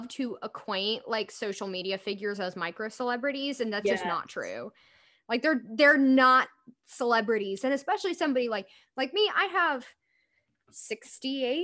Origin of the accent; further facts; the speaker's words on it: Deep South, United States; as from a person as from the deep South.